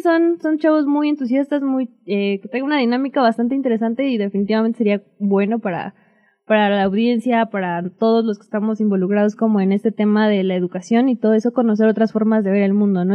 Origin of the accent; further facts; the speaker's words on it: Oaxaca, Mexico; also born or lived in United States; Yo nací en Estados Unidos, pero pues, fue nada más nací y me regresé por acá. de nacimiento en Estados Unidos, pero de sangre Oaxaqueñísima